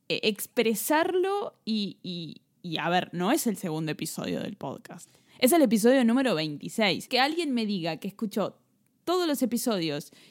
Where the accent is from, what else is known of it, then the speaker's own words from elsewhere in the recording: Italy; Y yo soy …. Yo soy italiana.